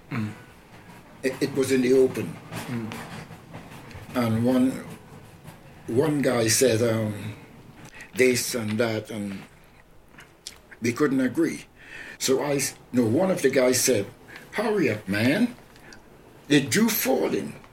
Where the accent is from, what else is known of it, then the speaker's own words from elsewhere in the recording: Trinidad & Tobago; what was life like in growing up in Trinidad? Oh, it's fantastic. With me, mm. when I was a little boy, about ten or so, uh, I always liked steel band.